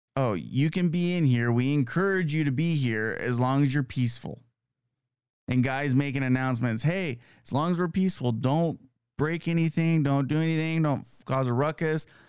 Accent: California, United States; moved away; it's nice to see my home state. Um, I still have a lot of family out there

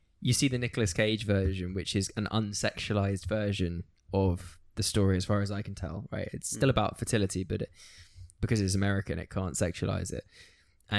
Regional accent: United Kingdom; in Britain we have a real sense of it wasn't always Christian

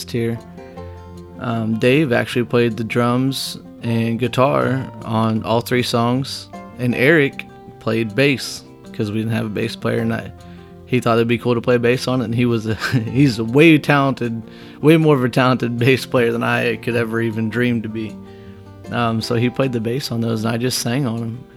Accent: Whitehall, Illinois, United States; also born or lived in Ottawa, Illinois; Moved back to my hometown of Whitehall

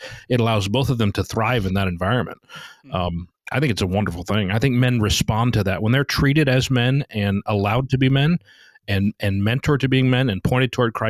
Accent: United States; We grew up in America

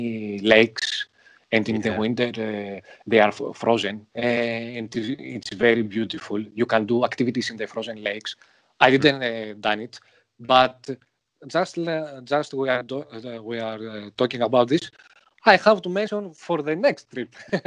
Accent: Greece; English is a second language; I am from Greece

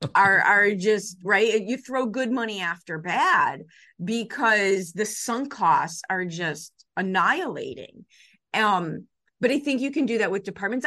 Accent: Chicago, Illinois, United States; I grew up in the Chicago public school system in the seventies and eighties

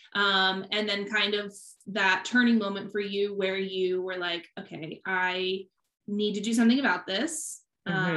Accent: Midwest, United States; moved away; also born or lived in Hawaii; We're both from the Midwest

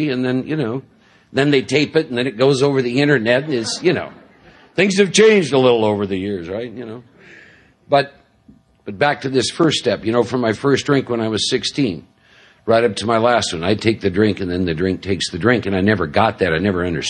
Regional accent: Midwest, United States; born and raised in the Midwest

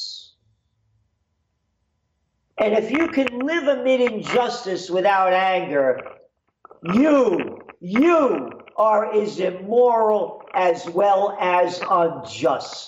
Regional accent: Yonkers, New York, United States; also born or lived in Bronx, New York; When I moved from Yonkers to the Bronx, from Bronx to Yonkers, rather, I was a little kid young

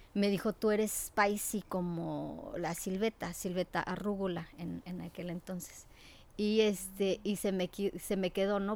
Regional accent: Mexico City, Mexico; now in United States; Mi mamá es mexicana la Ciudad de México, eh, con orígenes de Querétaro. Eh, ya migraron hacia la Ciudad de México, eh, mi abuelita, y vivimos junto a donde está la UNAM.

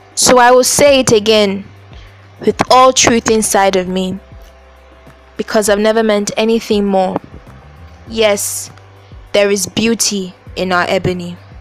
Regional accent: Nigeria; I I live in Nigeria. I am Nigerian. I stay in a country where 90% of the people are black

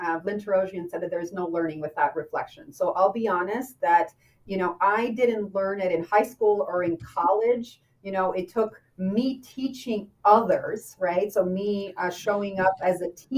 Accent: Albania; moved away; I grew up in Albania

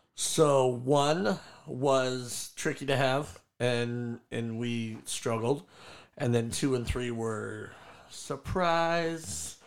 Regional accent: San Juan Capistrano, California, United States; also born or lived in Orange, California / El Toro, California / Lake Forest, California; I was born in Orange, uh, moved down to El Toro when I was two, and then never lived north of El Toro. So I grew up in San Juan

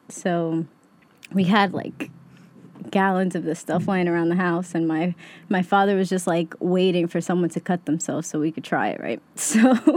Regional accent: Yonkers, New York, United States; even though we, we were raised in Yonkers, really, I can say I'm from Queens.

